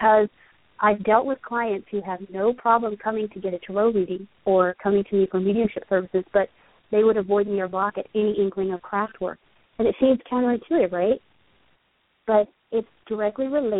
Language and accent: English; England, United Kingdom; I grew up in England